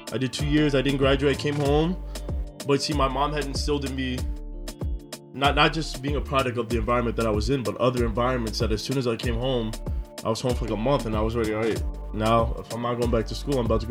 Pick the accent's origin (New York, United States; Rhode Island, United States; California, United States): New York, United States; Scarsdale; I grew up in Scarsdale.